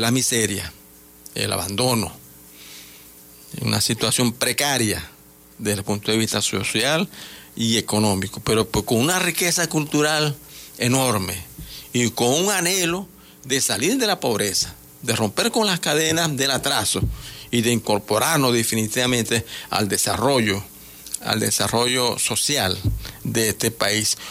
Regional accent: Venezuela; nosotros los indígenas guayún somos, somos una gran nación pero también entendemos que lo que nacimos de este lado, nosotros somos venezolanos

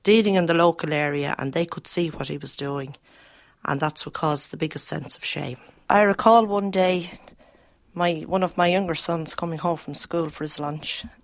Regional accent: Dublin, Leinster, Ireland; I grew up in Ballyfermot and I married and have five children

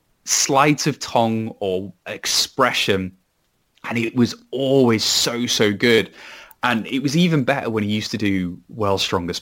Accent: Wales, United Kingdom; even though I am a Welshman despite my accent.

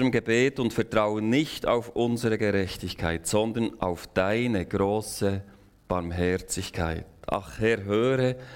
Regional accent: Switzerland; wir können als Schweizer, als vielleicht als ganze westliche Kultur eigentlich nur noch beten.

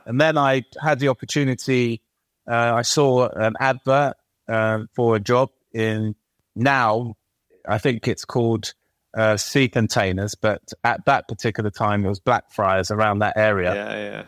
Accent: London, United Kingdom; I was born and raised in East London

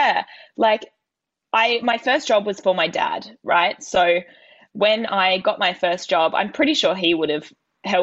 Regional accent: New South Wales, Australia; my New South Wales in me

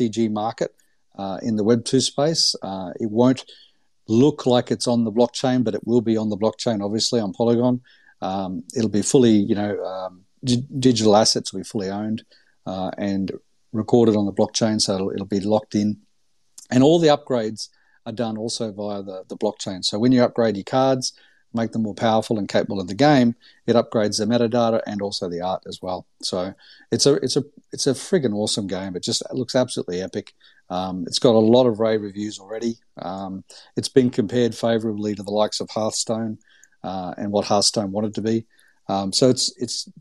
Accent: Gold Coast, Queensland, Australia; I grew up on the Gold Coast in Australia

